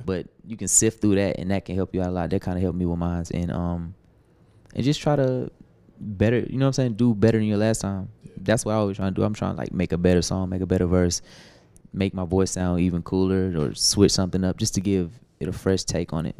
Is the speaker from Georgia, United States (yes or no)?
yes; Atlanta, Georgia, United States; I'm from Atlanta